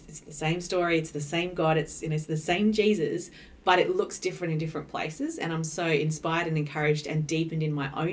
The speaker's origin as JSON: {"language": "English", "region": "New South Wales", "country": "Australia", "tie": "born or raised there", "moved": "as an adult", "lives_now": "Adelaide, Australia", "said": "I grew up in New South Wales and I came to Adelaide to go to university"}